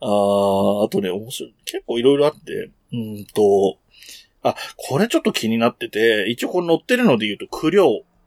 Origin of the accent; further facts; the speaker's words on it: Yamanashi, Japan; born or raised there; accent: Koshu dialect; moved away